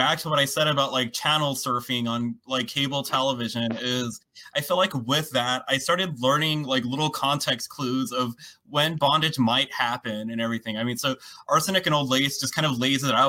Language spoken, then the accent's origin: English; United States; accent: American; my American accent